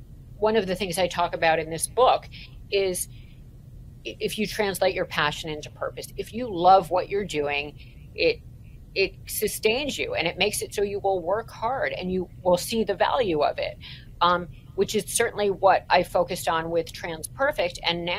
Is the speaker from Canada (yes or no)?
yes; Toronto, Ontario, Canada; another thing that happened while I was growing up in Toronto is we went to something called, my sister and I, Raven Ski Club.